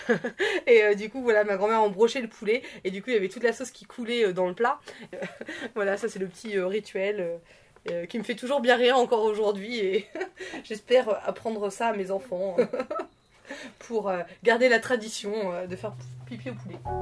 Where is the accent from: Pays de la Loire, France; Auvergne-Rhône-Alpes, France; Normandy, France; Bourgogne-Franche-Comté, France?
Normandy, France; je viens de Normandie